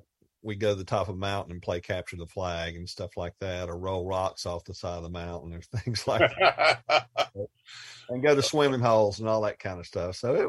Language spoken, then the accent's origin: English; Asheville, North Carolina, United States; also born or lived in Arkansas; I hesitate to call myself a native because I was born in Arkansas. But as they say, I got here as quickly as I could. I was three when I arrived in West Asheville.